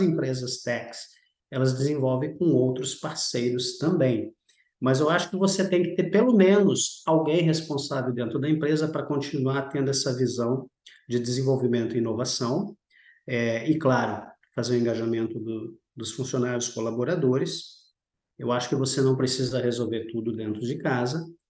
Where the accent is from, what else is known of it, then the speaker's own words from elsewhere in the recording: Rio Grande do Sul, Brazil; moved away as an adult; also born or lived in Rio de Janeiro / São Paulo; sou brasileiro, é, sou natural do Rio Grande do Sul